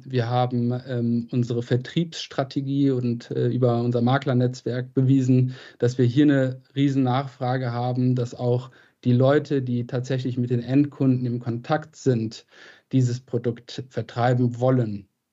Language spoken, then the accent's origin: German; Krefeld, North Rhine-Westphalia, Germany; moved away; also born or lived in Boston / Oxford / Madrid; Ich komme aus Krefeld, äh, bin Geschäftsführer